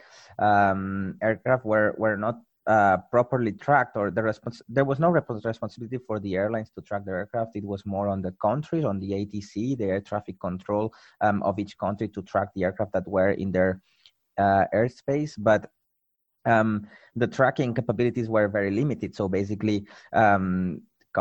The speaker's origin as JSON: {"language": "English", "town": "Barcelona", "region": "Catalonia", "country": "Spain", "tie": "born or raised there", "also_born_or_lived": "Toulouse / Hong Kong", "moved": "as an adult", "said": "moved back to my hometown, to Barcelona"}